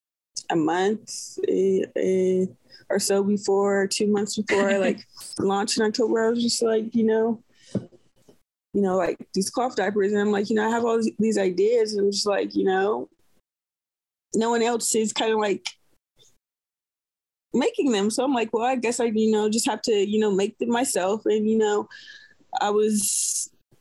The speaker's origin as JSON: {"language": "English", "town": "Oakland", "region": "California", "country": "United States", "tie": "born or raised there", "moved": "as an adult", "lives_now": "Tennessee, United States", "said": "I grew up in Oakland, California. I live in Tennessee now"}